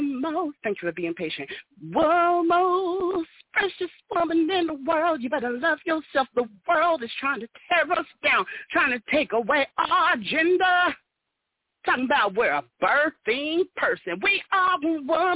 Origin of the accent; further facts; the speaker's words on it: Nebraska, United States; I'm from Nebraska